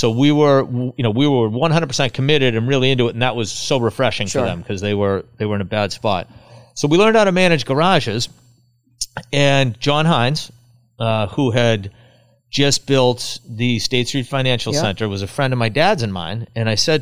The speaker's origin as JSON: {"language": "English", "town": "Cohasset", "region": "Massachusetts", "country": "United States", "tie": "born or raised there", "said": "I grew up in Cohasset"}